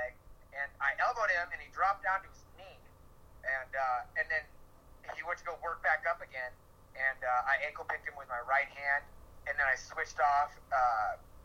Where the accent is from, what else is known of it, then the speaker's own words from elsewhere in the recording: Iowa, United States; moved away; also born or lived in San Diego; I grew up in Iowa